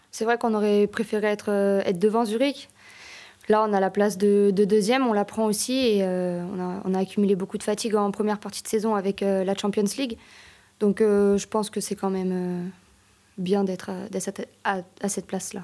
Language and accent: French; Annecy, Auvergne-Rhône-Alpes, France; moved away as an adult; now in Geneva, Switzerland; Je viens d'Annecy, mais j'ai joué à Annecy-le-Vieux